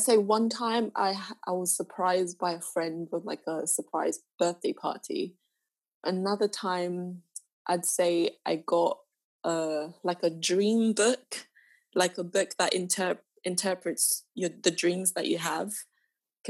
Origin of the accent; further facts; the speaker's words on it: Zambia; I'm from Zambia